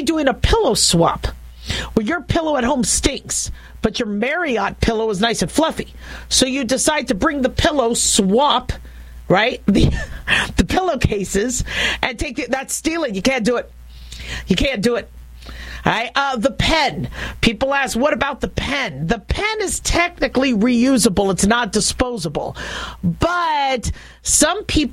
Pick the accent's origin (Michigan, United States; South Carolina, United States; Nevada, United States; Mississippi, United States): Nevada, United States; Las Vegas; I'm from Las Vegas